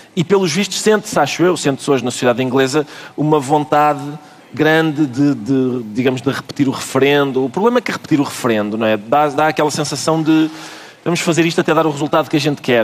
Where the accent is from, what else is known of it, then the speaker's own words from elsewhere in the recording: Portugal; enquanto portugueses